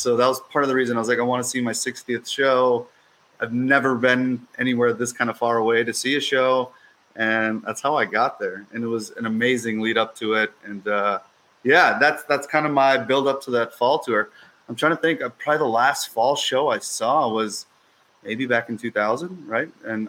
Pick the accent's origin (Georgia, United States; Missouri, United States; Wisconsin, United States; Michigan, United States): Wisconsin, United States; Milwaukee; I'm born and raised here in Milwaukee. First member of the family from outside of India.